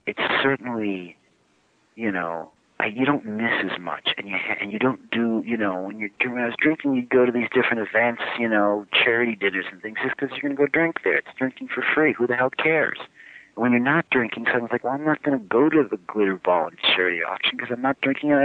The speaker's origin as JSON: {"language": "English", "town": "Cleveland", "region": "Ohio", "country": "United States", "tie": "born or raised there", "moved": "yes", "lives_now": "Northbrook, United States", "said": "I grew up in Cleveland"}